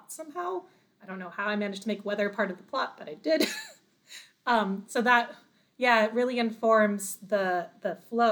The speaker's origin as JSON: {"language": "English", "region": "Florida", "country": "United States", "also_born_or_lived": "Washington State / Arizona", "moved": "yes", "said": "I am originally from Florida. We moved to Washington State and then we moved to Arizona"}